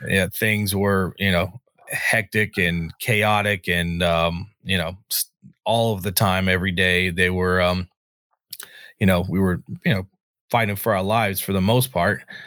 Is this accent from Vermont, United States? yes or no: no; North Carolina, United States; moved away as an adult; now in Antelope Valley, United States; I was born and raised in North Carolina